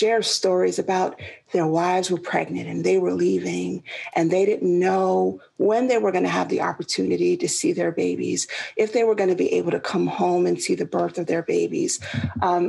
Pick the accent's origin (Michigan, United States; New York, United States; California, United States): New York, United States; New York City; moved away as an adult; also born or lived in Georgia; I was born and raised in Queens, New York. So I am a city girl to the heart